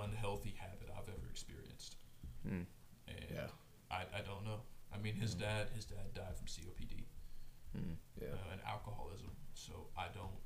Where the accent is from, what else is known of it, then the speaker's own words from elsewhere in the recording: Houma, Louisiana, United States; I'm from Houma